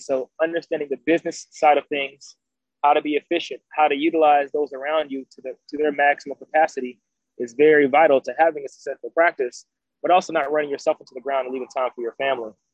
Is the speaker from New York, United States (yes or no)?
no; Decatur, Georgia, United States; I grew up in Atlanta, Georgia, um, actually more specifically Decatur